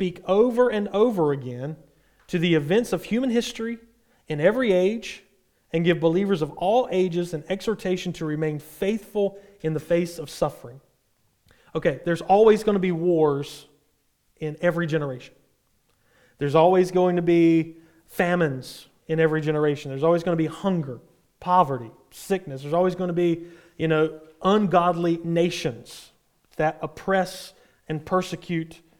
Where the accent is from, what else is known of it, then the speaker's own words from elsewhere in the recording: United States; from us as an American